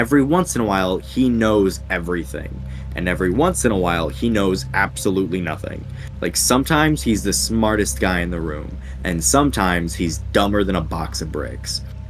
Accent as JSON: {"language": "English", "region": "England", "country": "United Kingdom", "lives_now": "United States", "said": "So, I'm British, kind of. Which, that comes up every once in a while, where, like, I say a word that I don't think I've said since England."}